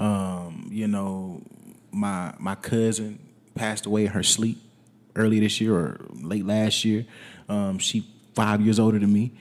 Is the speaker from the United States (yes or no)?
yes; Wetumpka, Alabama, United States; moved away as an adult; also born or lived in Tennessee; now in San Antonio, United States; I was born in Tennessee, but I moved to Wetumpka when I was less than a year old